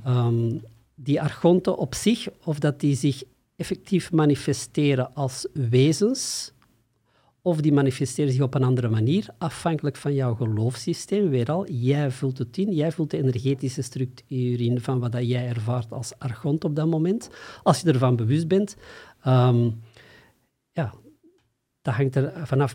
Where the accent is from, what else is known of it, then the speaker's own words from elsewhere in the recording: Antwerp, Flanders, Belgium; ik kom uit Antwerpen, of ten zuiden van Antwerpen